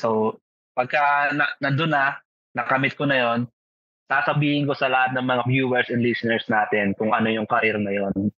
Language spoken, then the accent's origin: Tagalog; Philippines; I hate being Pinoy.